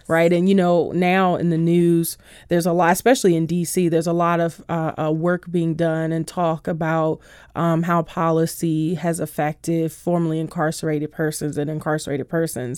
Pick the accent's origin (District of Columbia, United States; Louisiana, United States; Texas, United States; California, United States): District of Columbia, United States; Washington; I grew up by Coolidge High School